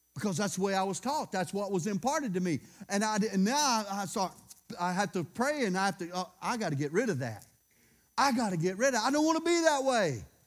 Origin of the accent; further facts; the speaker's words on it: Louisiana, United States; I'm from Louisiana